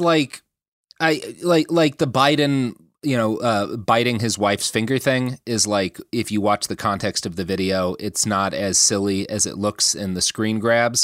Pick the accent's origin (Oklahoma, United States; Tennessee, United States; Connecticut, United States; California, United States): Oklahoma, United States; a single white family that I grew up around or knew in Oklahoma